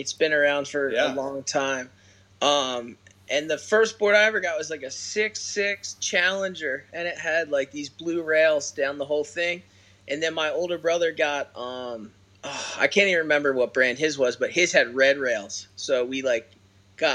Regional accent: Birchrunville, Pennsylvania, United States; I actually grew up in a town called Birch Runville, Pennsylvania, about 3 hours

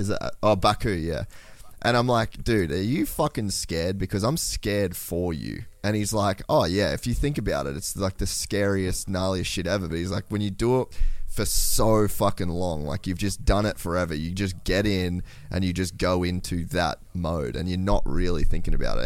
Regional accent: Australia; I'm Australian

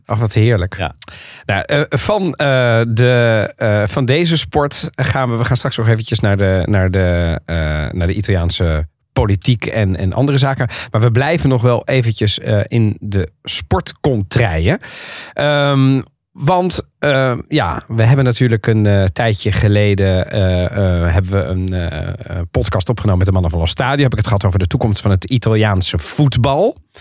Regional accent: The Hague, South Holland, Netherlands; toen ik als Haagse jongen

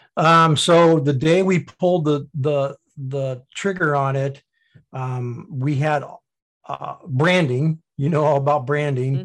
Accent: Indiana, United States; being born in Indiana, went to high school in Indiana, went to college in Indiana

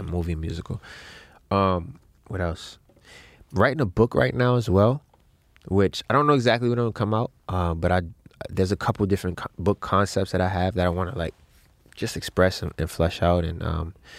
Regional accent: Baltimore, Maryland, United States; growing up in Baltimore to being in the music business

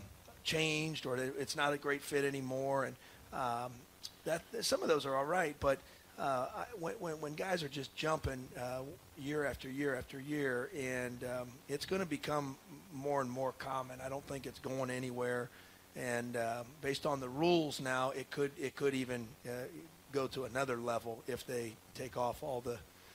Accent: Columbus, Ohio, United States; I grew up in Columbus, Ohio, going to Ohio State games

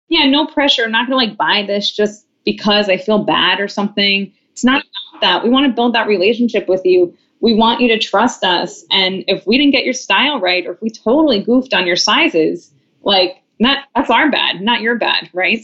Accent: Long Island, New York, United States; now in San Francisco, United States; I'm from Long Island

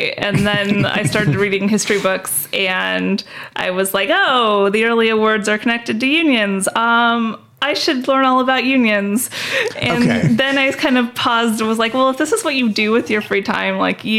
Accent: Thousand Oaks, California, United States; also born or lived in Los Angeles (San Fernando Valley, Nordhoff area); I'm from the Thousand Oaks area. I actually lived when I was a kid, like really little, in the general area around here. Till I was like six.

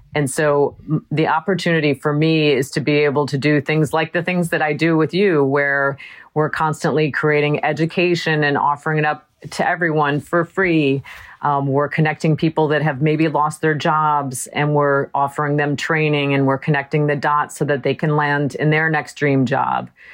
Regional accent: Wisconsin, United States; I grew up in Wisconsin

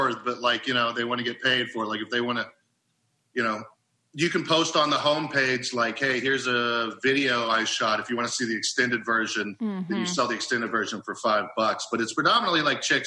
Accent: Oklahoma, United States; I'm from Oklahoma

